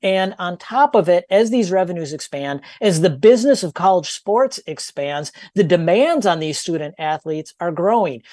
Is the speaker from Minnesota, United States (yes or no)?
yes; Minnesota, United States; I'm from Minnesota